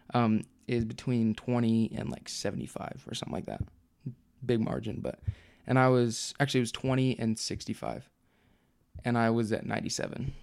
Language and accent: English; Provo, Utah, United States; I'm from Provo, Utah